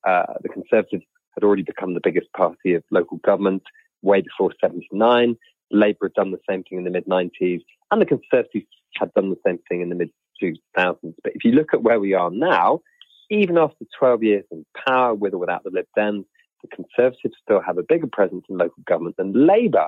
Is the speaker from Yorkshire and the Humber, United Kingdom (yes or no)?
yes; North York Moors, Yorkshire and the Humber, United Kingdom; I'm from the North Yorkshire Moors